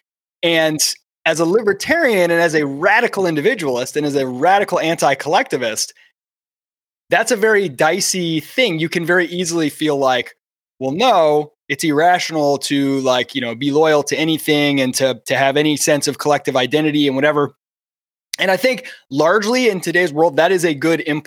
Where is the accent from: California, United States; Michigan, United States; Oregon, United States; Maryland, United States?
Michigan, United States; Kalamazoo; I grew up in Kalamazoo, Michigan